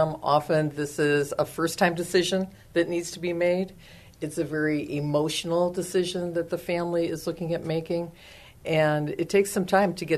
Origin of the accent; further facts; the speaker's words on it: Chicago, Illinois, United States; moved away as an adult; now in San Antonio, United States; I am from Chicago, Illinois, and moved to San Antonio, I think it's getting to be maybe 10 years ago. Or not 10, 20. 20 years ago.